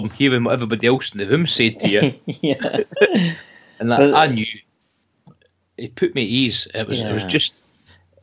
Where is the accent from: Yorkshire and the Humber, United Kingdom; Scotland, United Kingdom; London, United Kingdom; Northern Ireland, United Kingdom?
Scotland, United Kingdom; accent: Scots; my accent, my Scots accent, sometimes it gets quite broad.